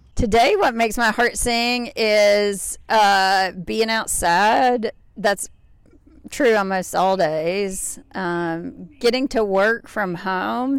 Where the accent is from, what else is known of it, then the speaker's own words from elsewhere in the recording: Grayson, Kentucky, United States; also born or lived in Lexington, Kentucky; now in Arkansas, United States; I grew up in Grayson, Kentucky, Booming metropolis of forty-five hundred people in Carter County